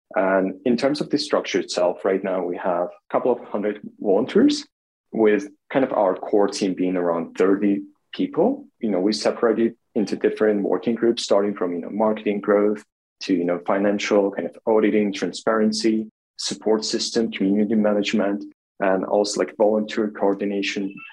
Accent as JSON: {"language": "English", "town": "Kharkiv", "region": "Kharkiv Oblast", "country": "Ukraine", "tie": "born or raised there", "moved": "yes", "lives_now": "Kyiv, Ukraine", "said": "I grew up in Kharkiv, which is the second largest city in Ukraine"}